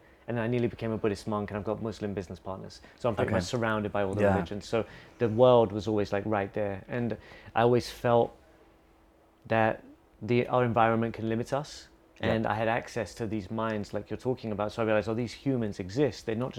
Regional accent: England, United Kingdom; now in Bali, Indonesia; growing up in England

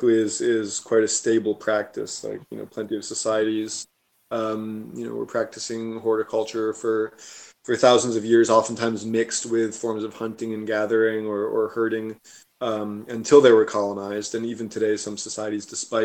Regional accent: Virginia, United States; moved away as an adult; also born or lived in Barcelona, Spain; now in Catalonia, Spain; where I grew up in Virginia

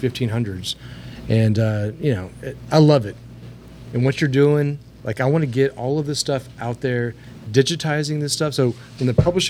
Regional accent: Texas, United States; I'm a Texan through and through.

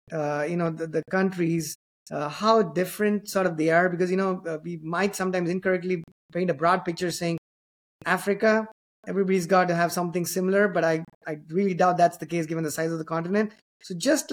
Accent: Chennai, Tamil Nadu, India; the same city that I come from

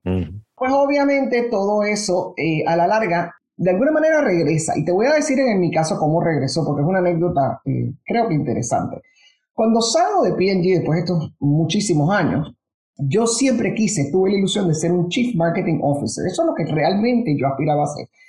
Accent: Panama; also born or lived in United States; now in Puerto Rico; Yo nací originalmente en Panamá, mi familia todavía está toda en Panamá. Crecimos en, un ambiente del, de verdad, del Panamá

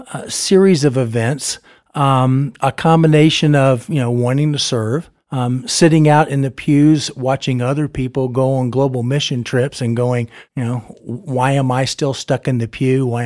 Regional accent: Florida, United States; also born or lived in Ethiopia / Taiwan; I tell people I think I'm from Florida, but there was 3 or 4 stints overseas. But I remember Ethiopia, and I remember Taiwan.

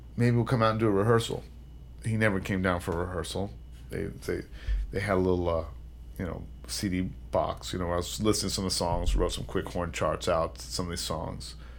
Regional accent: California, United States; now in New York City, United States; I grew up in California

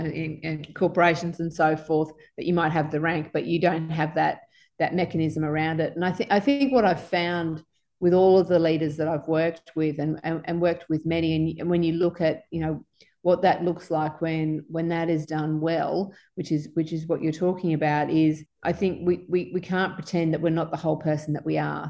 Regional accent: Sunshine Coast, Queensland, Australia; also born or lived in Townsville; I was growing up on the Sunshine Coast at the time

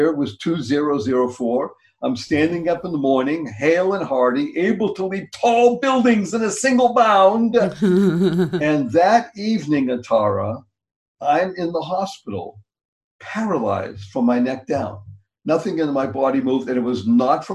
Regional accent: Boston, Massachusetts, United States; also born or lived in Amsterdam; I came back to my hometown, which is Boston

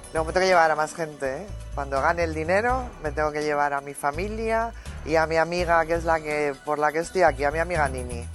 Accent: Plasencia, Extremadura, Spain; nací en un pueblo en Plasencia, la provincia de Cáceres, en Extremadura

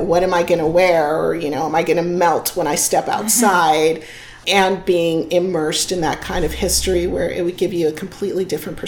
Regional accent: South Bay, California, United States; I grew up in the South Bay

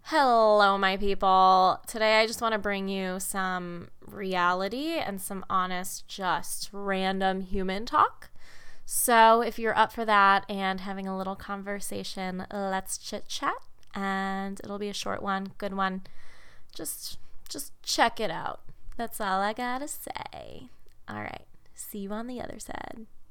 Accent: Chicago, Illinois, United States; I'm from the Midwest, if you didn't know that. Chicago

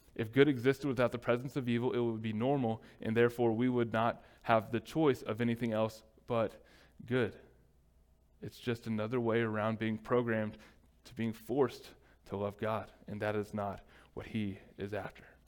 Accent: United States; as Americans, especially as an American church

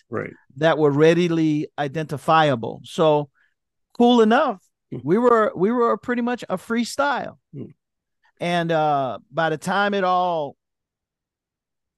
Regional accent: Miami, Florida, United States; I'm from Miami

